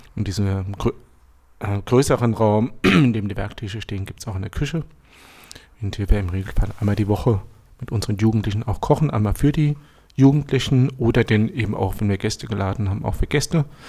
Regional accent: Lower Franconia, Bavaria, Germany; moved away as an adult; now in Berlin, Germany; ich komme aus ursprünglich aus Unterfranken, war dort zehn Jahre selbstständig

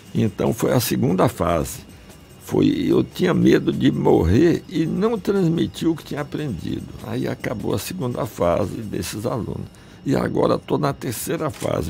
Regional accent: Salvador, Bahia, Brazil; also born or lived in Ukraine; Eu nasci na Ucrânia, onde só tinha plantação de trigo e centeio. Meu pai era agrônomo, trabalhava no interior, mas cheguei aqui na Bahia e onde a gente foi parar? Em Salvador, na beira do mar

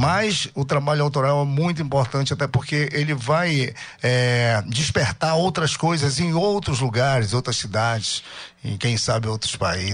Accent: Barcarena, Pará, Brazil; Eu sou de Barcarena e comecei lá na década de 90.

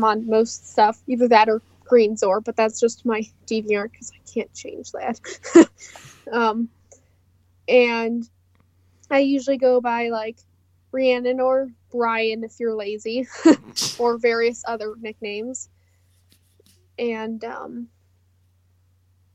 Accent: Illinois, United States; I was born in Illinois

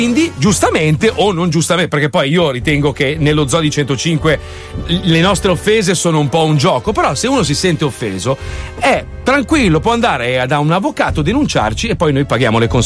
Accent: United States; io no, io sono americano.

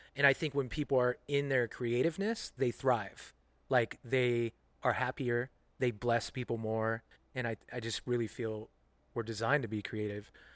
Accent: Central Coast, California, United States; also born or lived in Omaha, Nebraska / San Francisco, California; Left Omaha when I was four or five years old came out to California, lived down on the Central Coast for about seven years, and then spent most of my life in, in San Francisco

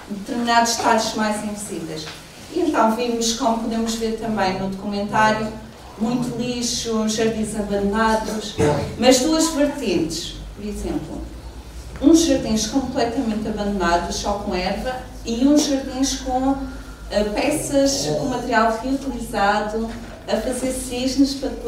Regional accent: Santana, Madeira, Portugal; eu sou de Santana, sou da zona norte da Ilha da Madeira

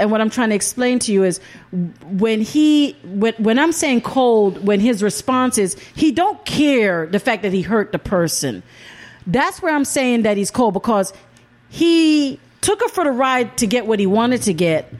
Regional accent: Jamaica; I'm from Jamaica.

